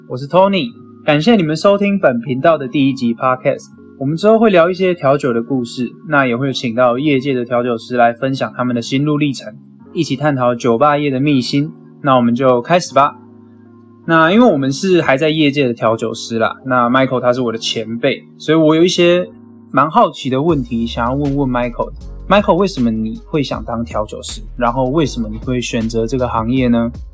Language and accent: Chinese; Taiwan; 我们台湾人的口味，就是喜欢甜的感觉